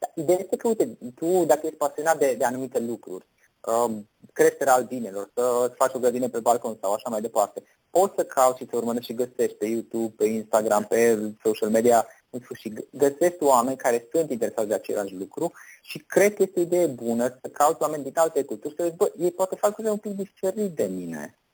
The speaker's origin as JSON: {"language": "Romanian", "country": "Romania", "said": "noi suntem români"}